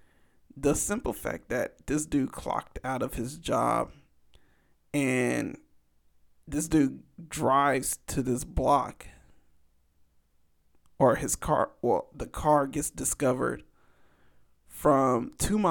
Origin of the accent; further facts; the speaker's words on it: Los Angeles, California, United States; my hometown